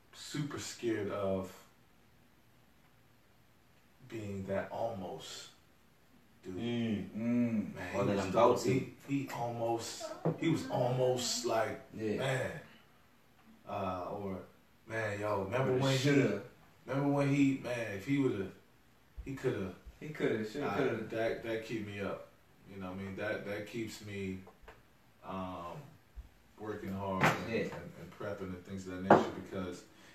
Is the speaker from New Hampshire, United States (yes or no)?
no; Seat Pleasant, Maryland, United States; I'm from Sea Pleasant, where besides Durant winning the championship, we seldom saw pleasantries.